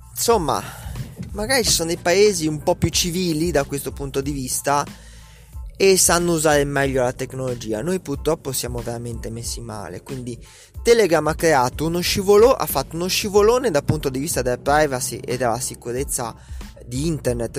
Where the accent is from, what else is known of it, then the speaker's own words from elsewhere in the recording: Italy; come italiano medio